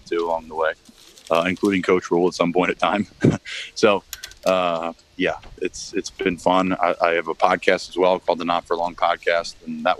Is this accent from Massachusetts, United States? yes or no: no; Philadelphia, Pennsylvania, United States; I grew up in Philly